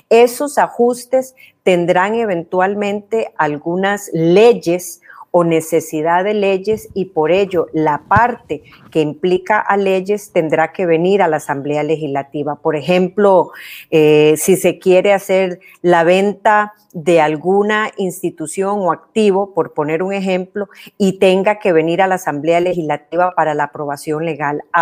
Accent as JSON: {"language": "Spanish", "country": "Costa Rica"}